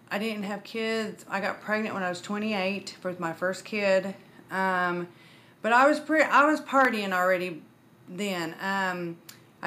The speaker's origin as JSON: {"language": "English", "town": "Muskogee", "region": "Oklahoma", "country": "United States", "tie": "born or raised there", "said": "I was born and raised in Muskogee, Oklahoma."}